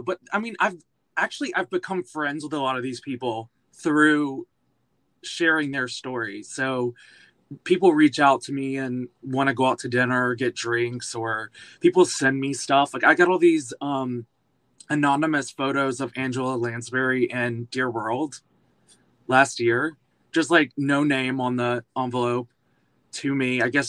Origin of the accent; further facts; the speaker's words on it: Alabama, United States; now in New York, United States; So I moved from Alabama to Pittsburgh and went to school for musical theater at Point Park University. And then I moved straight to New York.